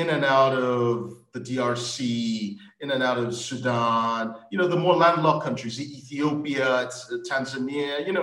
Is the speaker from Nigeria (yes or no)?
yes; Nigeria; I'm Nigerian